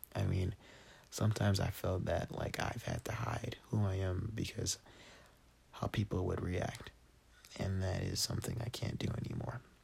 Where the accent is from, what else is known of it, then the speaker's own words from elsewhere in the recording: Denver, Colorado, United States; also born or lived in Texas; I was born in Denver